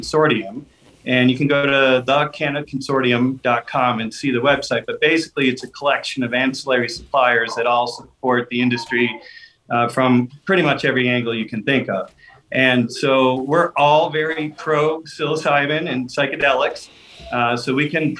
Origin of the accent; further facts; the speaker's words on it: New York, United States; also born or lived in Arizona / Houston; now in Colorado, United States; I'm from New York